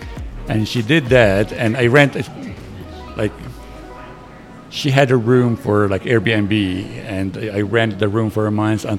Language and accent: English; Lebanon; English is a second language; moved away as an adult; also born or lived in Edmonton, Canada; now in Canada; I'm from Lebanon, first of all. I came here when I was 32 years old.